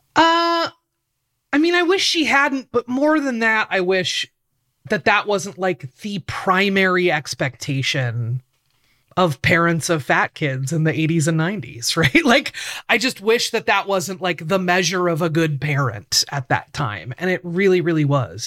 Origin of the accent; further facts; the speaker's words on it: Portland, Oregon, United States; I grew up in Portland, Oregon. I still live in Portland, Oregon.